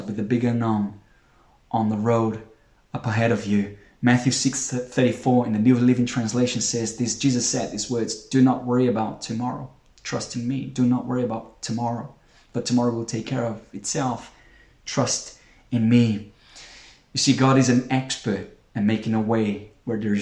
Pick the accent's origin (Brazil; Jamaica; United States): Brazil; now in United Kingdom; We're not from the UK. I'm from Brazil